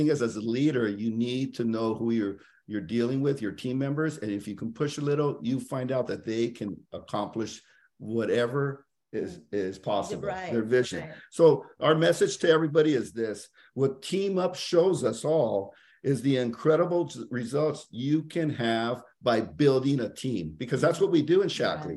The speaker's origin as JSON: {"language": "English", "region": "California", "country": "United States", "said": "we are from California."}